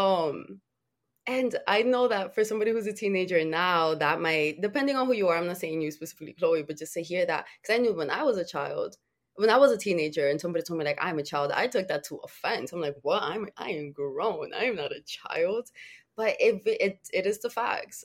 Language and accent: English; Dominican Republic; I was born in the Dominican Republic